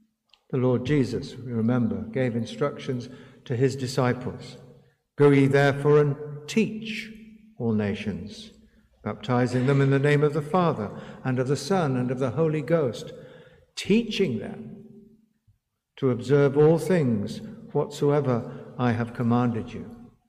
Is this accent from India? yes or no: yes; India; first language Hindi; the modern Hindi that I spoke as my mother tongue, the secular newspaper for which I had begun to write, the botanical garden to the east, the public library near our garden, the railway lines that intersected in my city